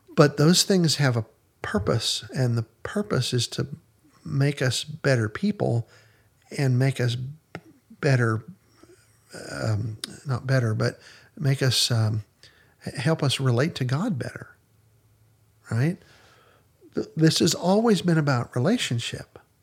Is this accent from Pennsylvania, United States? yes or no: yes; Western Pennsylvania, United States; when I was growing up in Western Pennsylvania